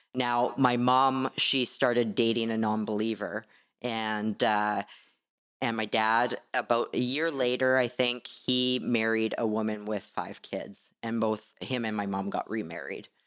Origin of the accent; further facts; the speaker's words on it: Canada; being Canadian.